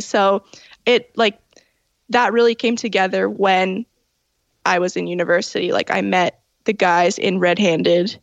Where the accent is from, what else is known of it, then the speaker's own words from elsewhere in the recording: Toronto, Ontario, Canada; I was born in Toronto at you know Toronto General and I I grew up in the Italian area at St. Clair and Dufferin